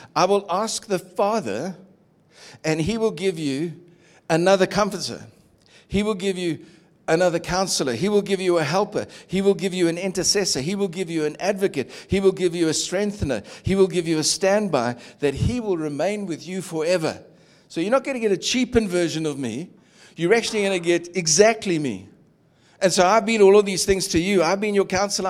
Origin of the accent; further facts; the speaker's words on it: Durban, KwaZulu-Natal, South Africa; moved away; I grew up in Durban's beachfront